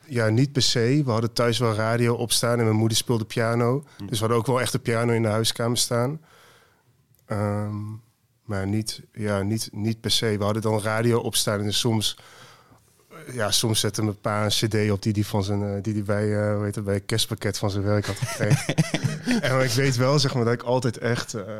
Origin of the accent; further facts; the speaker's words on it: Twello, Gelderland, Netherlands; also born or lived in Deventer / Amsterdam / Haarlem; ik ben opgegroeid in Twello dorpje ernaast